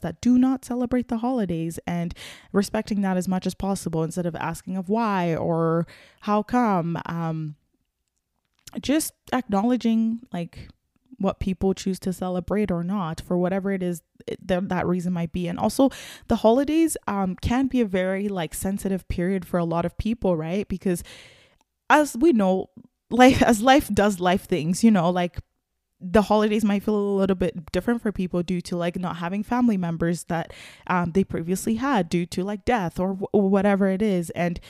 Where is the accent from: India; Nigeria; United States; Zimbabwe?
Nigeria; now in Canada; I'm Nigerian, and I lived a little bit of my life in Nigeria, and it's just like a way totally different experience, Christmas there versus here.